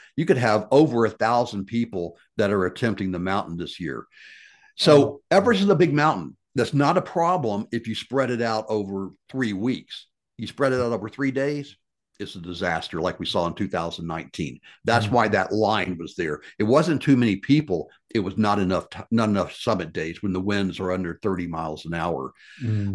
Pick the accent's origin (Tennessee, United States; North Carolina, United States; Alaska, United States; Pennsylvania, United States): Tennessee, United States; Memphis; my life growing up in Memphis, Tennessee